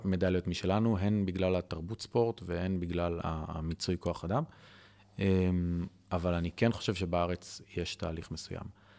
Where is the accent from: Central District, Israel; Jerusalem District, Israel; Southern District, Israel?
Central District, Israel; Ra'anana; moved away as an adult; also born or lived in Tel Aviv; now in Kfar Vitkin, Israel; אני מרעננה